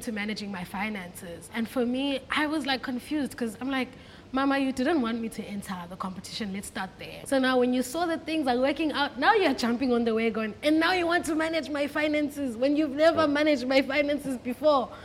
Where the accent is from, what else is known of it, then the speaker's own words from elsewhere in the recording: Cape Town, Western Cape, South Africa; I grew up in Cape Town, born and bred in Cape Town